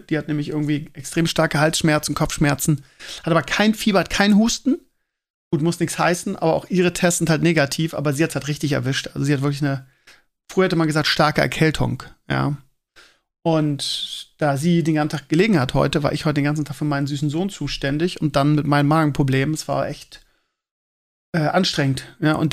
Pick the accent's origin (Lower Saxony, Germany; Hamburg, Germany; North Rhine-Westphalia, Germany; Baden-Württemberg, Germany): Lower Saxony, Germany; Scheeßel; Und in meiner alten Heimat in Schesel auch.